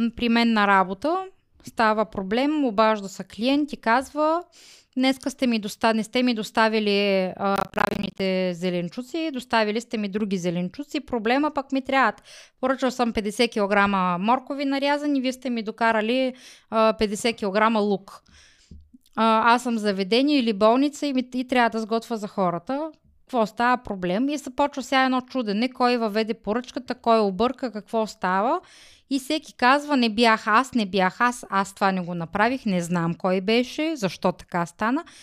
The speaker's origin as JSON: {"language": "Bulgarian", "town": "Smolyan", "region": "Smolyan Province", "country": "Bulgaria", "tie": "born or raised there", "said": "Аз съм учила в Смолен."}